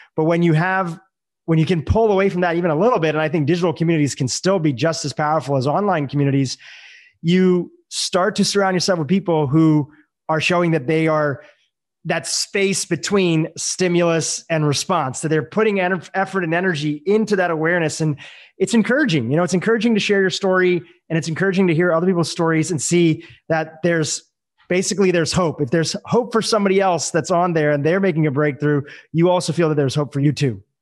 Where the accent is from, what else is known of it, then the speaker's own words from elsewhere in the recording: India; I'm from India